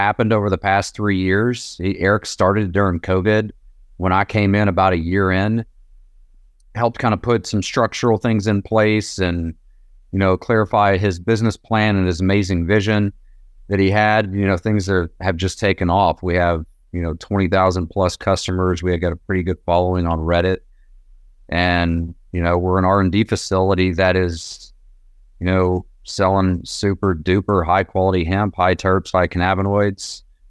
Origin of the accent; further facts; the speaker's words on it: Knoxville, Tennessee, United States; I was born and raised here in East Tennessee, Knoxville.